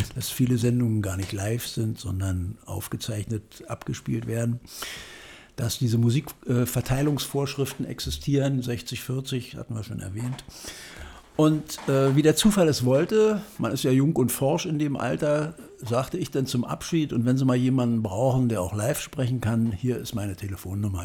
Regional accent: Salzwedel, Saxony-Anhalt, Germany; now in Berlin, Germany; aufgewachsen in Salzwedel in der Altmark

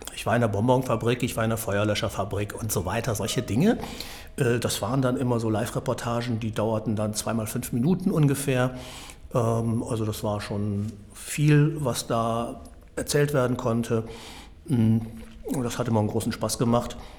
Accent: Münster, North Rhine-Westphalia, Germany; moved away; also born or lived in Wuppertal; ich komme aus Münster und habe da für die Münstersche Zeitung dann gearbeitet

